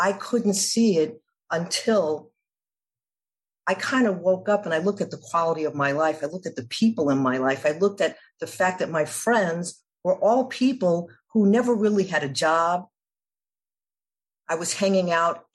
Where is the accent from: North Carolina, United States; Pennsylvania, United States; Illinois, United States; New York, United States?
New York, United States; New York City; I grew up in New York City in the 80s.